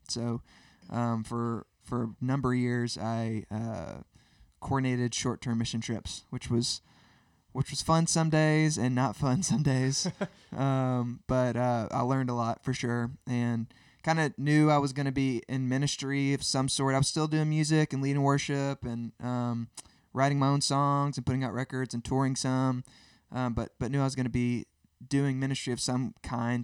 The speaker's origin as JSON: {"language": "English", "town": "Birmingham", "region": "Alabama", "country": "United States", "tie": "born or raised there", "also_born_or_lived": "Nashville", "said": "I grew up in Birmingham as well"}